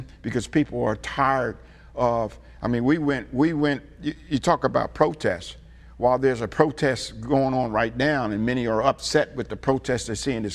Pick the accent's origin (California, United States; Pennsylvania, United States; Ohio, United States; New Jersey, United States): New Jersey, United States; Trenton; I grew up in Trenton, New Jersey